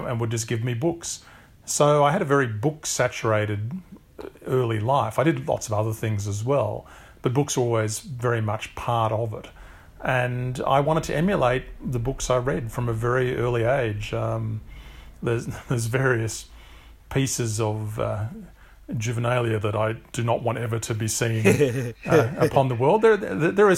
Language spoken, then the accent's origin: English; Canberra, Australian Capital Territory, Australia; I grew up in Canberra, which is the federal capital of Australia.